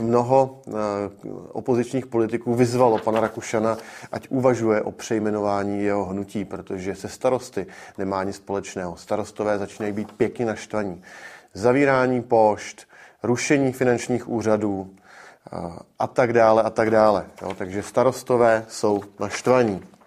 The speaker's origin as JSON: {"language": "Czech", "country": "Czechia", "said": "náš národ, pro Čechy"}